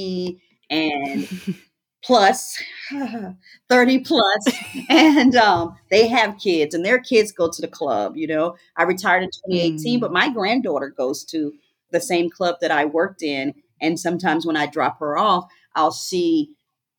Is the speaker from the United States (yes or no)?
yes; Rocky Mount, North Carolina, United States; also born or lived in Freeman, Virginia; I grew up in Rocky Mount, North Carolina, part-time, and then in Freeman, Virginia, the other times. And so my life and my world consisted of going back and forth every 2 years between those locations.